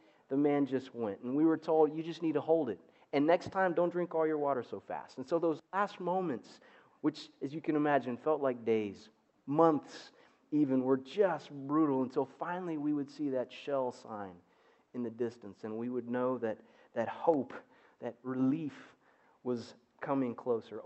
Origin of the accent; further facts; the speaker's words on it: Zimbabwe; moved away; Growing up in Southern Africa was just incredible for a little boy